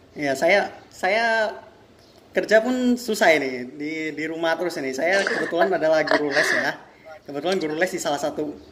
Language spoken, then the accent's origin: Indonesian; Medan, North Sumatra, Indonesia; saya ini kan asli hmm. asli Medan ini